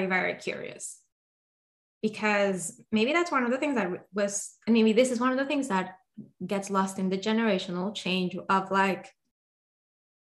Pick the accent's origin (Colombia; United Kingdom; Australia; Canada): Colombia; I'm from Colombia